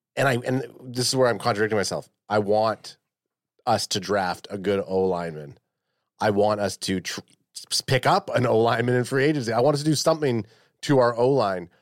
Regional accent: Canada; as a Canadian

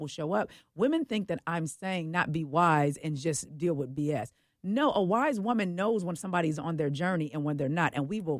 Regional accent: Oakland, California, United States; I am from the Bay Area. I am from Oakland.

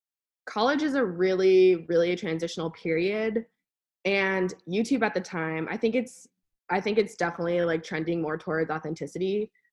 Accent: Alaska, United States; because I was from Alaska and I knew, I was like 12 or whatever, but I knew that the things that people did in Alaska were just cooler.

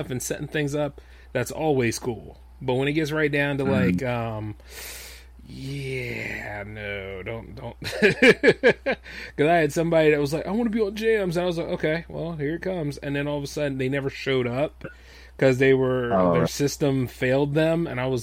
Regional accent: Delaware, United States; I'm from Delaware

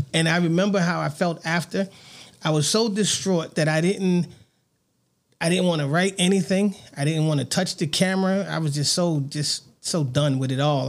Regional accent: New York City, New York, United States; now in Las Vegas, United States; I grew up on Bathgate Avenue.

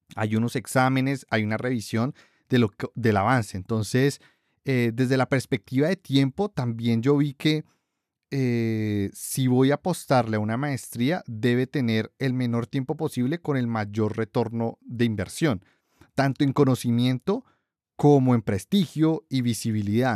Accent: Colombia; los tres somos colombianos

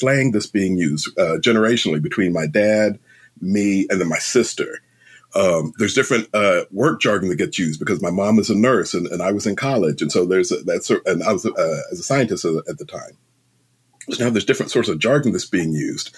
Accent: London, United Kingdom; now in United States; I was born in London.

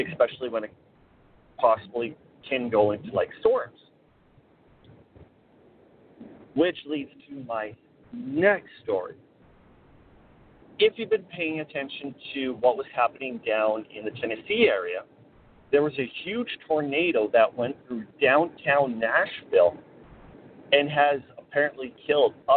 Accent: Canada; I am headed back to my hometown

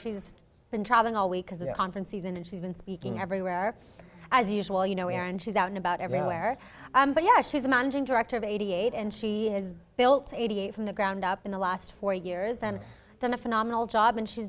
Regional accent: Oman; now in Canada; I'm actually not from Canada. I was born and raised in the Middle East in this small country called Oman. And I moved here a few years ago, I would say back in 2008.

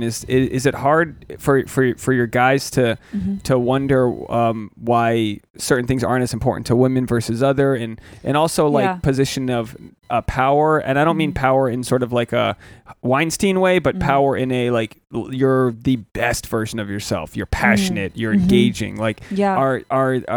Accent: Rhode Island, United States; growing up in Rhode Island

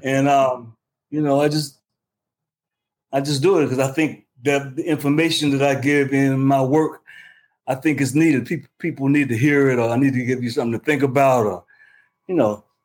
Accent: Richmond, Virginia, United States; moved away as an adult; also born or lived in Newark, New Jersey; I'm from Richmond, Virginia. I moved to Newark, New Jersey

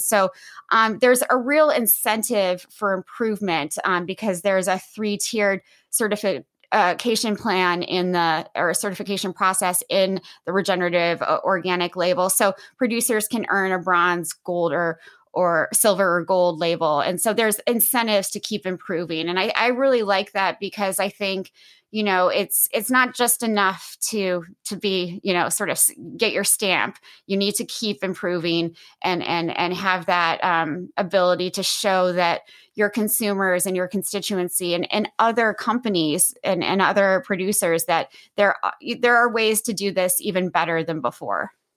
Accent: Midwest, United States; moved away; I'm originally from the Midwest

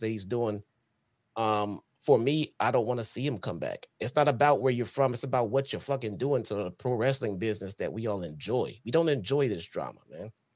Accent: Chicago, Illinois, United States

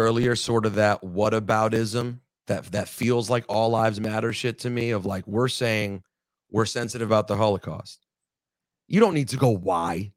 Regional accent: United States; I'm not Israeli. I'm American.

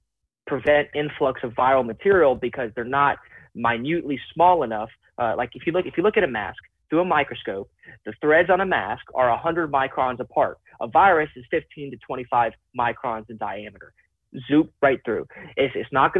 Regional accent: United States; I am fundamentally American in all aspects

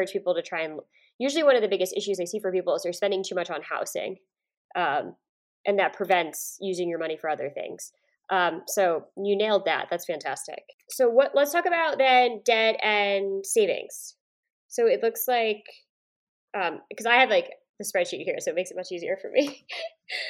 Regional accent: Woodstock, New York, United States; I'm from upstate New York

